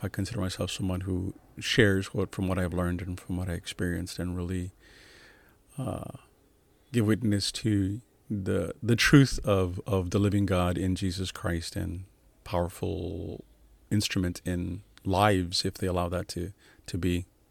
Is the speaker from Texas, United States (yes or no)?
yes; San Antonio, Texas, United States; moved away as an adult; also born or lived in New York / Little Rock, Arkansas; I was born and raised in San Antonio, Texas